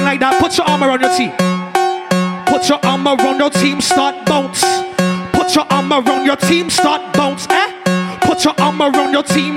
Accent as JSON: {"language": "English", "country": "Trinidad & Tobago", "said": "I is a Trinidadian"}